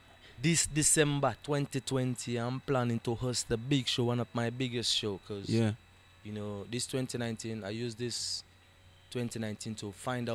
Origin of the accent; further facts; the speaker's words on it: Freetown, Western Area, Sierra Leone; I'm born and raised in SL. Uh-huh. Born and raised in Freetown in King Tom.